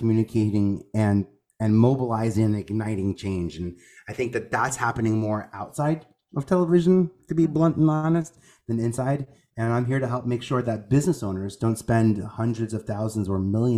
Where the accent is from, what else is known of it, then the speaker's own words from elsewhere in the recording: New York, United States; I'm originally from New York.